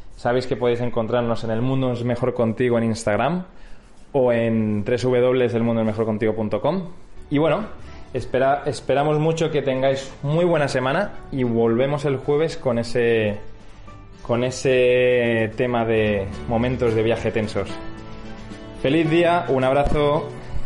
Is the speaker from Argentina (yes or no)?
no; Spain; somos españoles